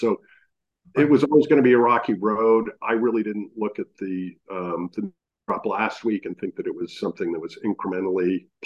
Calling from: Maine, United States; I'm calling in from Maine right now

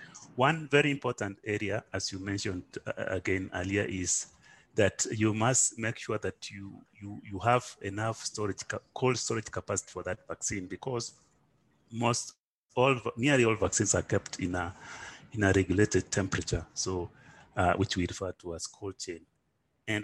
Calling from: Nairobi, Kenya; I'm calling from Nairobi, Kenya.

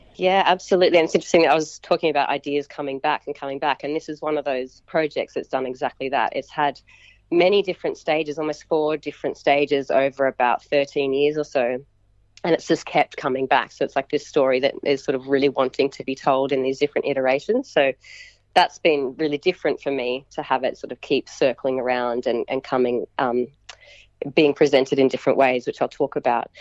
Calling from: Canberra, Australian Capital Territory, Australia; I'm calling from Ngunnawal country, so from Canberra. I'm in my home in the suburbs

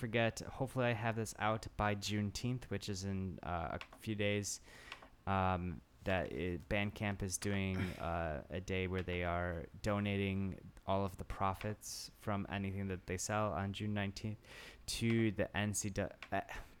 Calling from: Tokyo, Japan; calling from Tokyo.

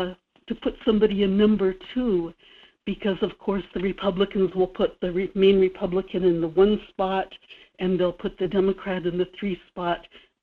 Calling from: Kodiak, Alaska, United States; This is … in Kodiak.

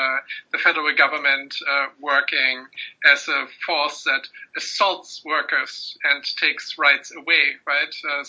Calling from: United States; you are speaking from the UK, I'm speaking from the United States

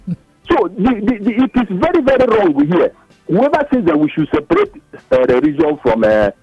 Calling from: Ikoyi, Lagos, Nigeria; I'm calling from Ikoyi.

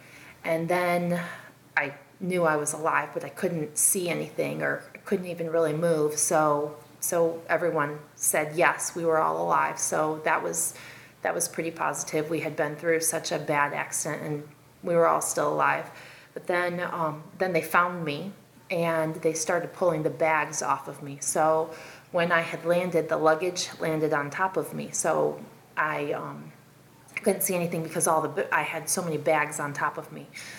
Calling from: South Carolina, United States; I'm calling from South Carolina

